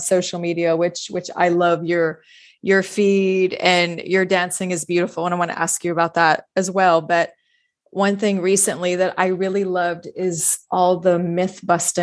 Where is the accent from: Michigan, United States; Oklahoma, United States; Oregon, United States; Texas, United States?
Texas, United States; Houston; moved away; I grew up in Houston, Texas, I went back home and stayed with my parents.